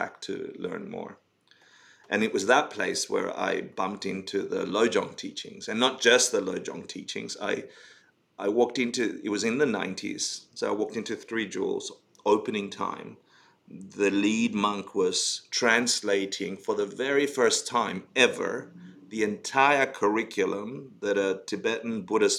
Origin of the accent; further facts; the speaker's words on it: Argentina; moved away; I came out of Argentina. I was born in Argentina and, you know, grew up in the Spanish culture and very Catholic family and the rest